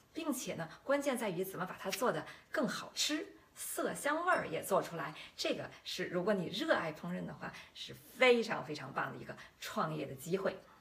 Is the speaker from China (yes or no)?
yes; Beijing, China; moved away as an adult; also born or lived in Shanghai / Hanover, Germany; now in Germany; 我来自北京